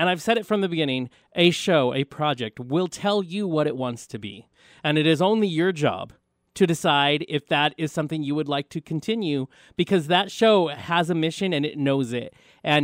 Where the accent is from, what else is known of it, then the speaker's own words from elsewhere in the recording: Tulsa, Oklahoma, United States; I came here from Tulsa, Oklahoma